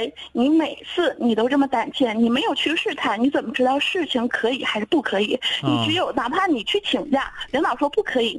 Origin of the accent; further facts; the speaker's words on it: Jilin City, Jilin, China; moved away; 我的老家就是在吉林市